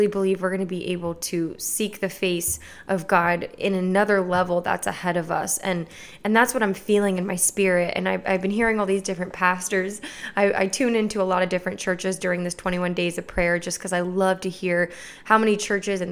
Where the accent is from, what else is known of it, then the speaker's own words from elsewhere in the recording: Clermont, Florida, United States; Lakeside Church in my hometown in Claremont, Florida